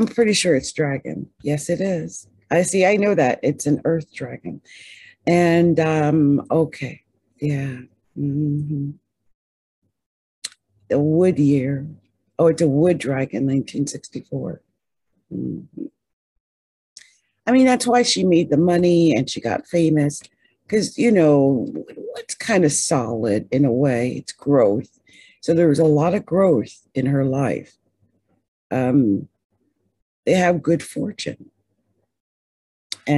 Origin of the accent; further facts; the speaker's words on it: New Jersey, United States; I'm from Jersey. I went to Haddon Township High School.